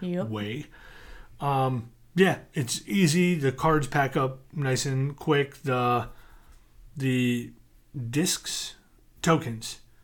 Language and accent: English; United States; I grew up outside New York City